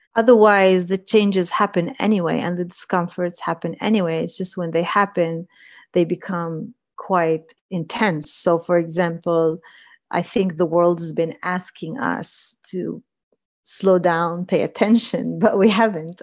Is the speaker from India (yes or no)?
no; Palestine; me being a Palestinian woman in Palestine